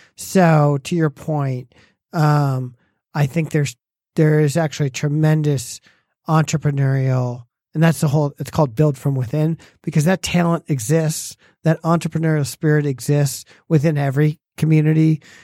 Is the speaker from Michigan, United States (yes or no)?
yes; Farmington Hills, Michigan, United States; I grew up in Farmington Hills